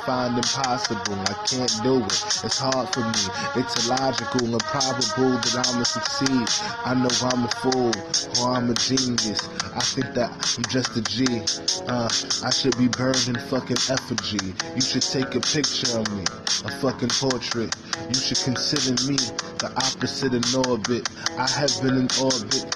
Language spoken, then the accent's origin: English; New York City, New York, United States; I was born in Harlem